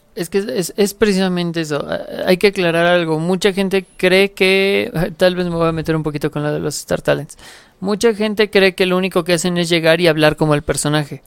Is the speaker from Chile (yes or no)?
no; Mexico; en México tenemos este, grandes actores de doblaje